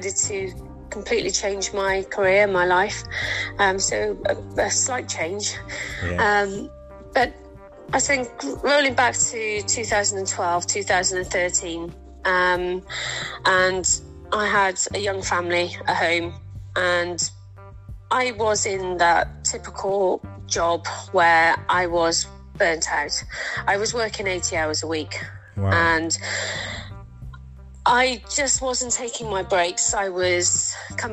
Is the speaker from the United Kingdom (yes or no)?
yes; South Wales, United Kingdom; now in Portishead, United Kingdom; I'm from South Wales originally, and I moved over here 23 years ago.